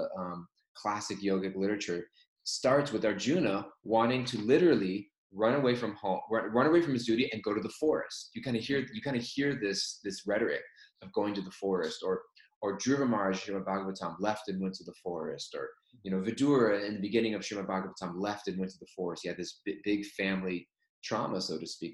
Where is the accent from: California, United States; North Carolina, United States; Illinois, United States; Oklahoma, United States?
California, United States; Southern; moved away as an adult; now in New York, United States; growing up in Southern California